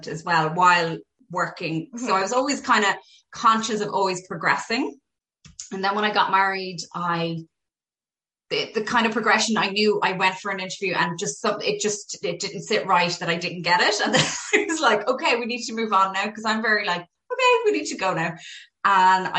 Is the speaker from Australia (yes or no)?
no; Galway, Connacht, Ireland; moved away as an adult; now in Dublin, Ireland; I'm originally from Galway. So when I moved up here, I went to Trinity